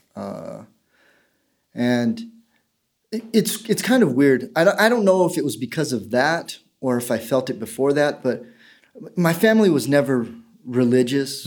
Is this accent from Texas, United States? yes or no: yes; El Paso, Texas, United States; born or raised there; also born or lived in Keene, New Hampshire